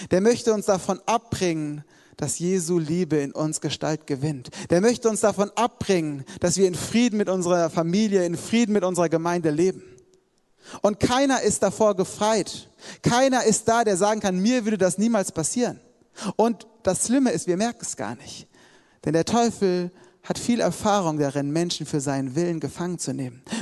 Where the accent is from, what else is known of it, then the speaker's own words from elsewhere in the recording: Hesse, Germany; ich komme eigentlich aus Hessen und habe hier als Zivildienstleistender mitgearbeitet